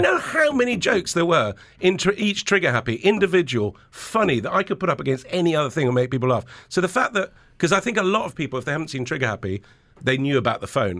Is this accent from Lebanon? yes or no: yes; Lebanon; moved away; also born or lived in England; I grew up in Lebanon, but there was a civil war going on